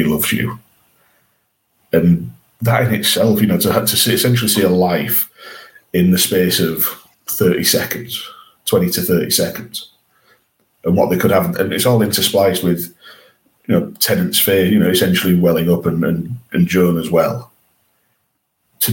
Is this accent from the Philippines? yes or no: no; England, United Kingdom; we're English